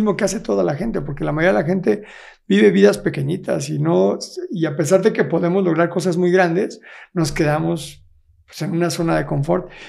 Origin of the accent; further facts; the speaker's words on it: Querétaro, Mexico; Nací aquí en Querétaro. En Querétaro.